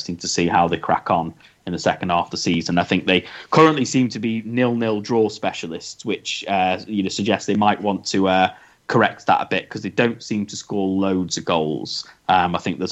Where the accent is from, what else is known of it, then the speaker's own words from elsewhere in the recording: Stoke-on-Trent, West Midlands, United Kingdom; they are my hometown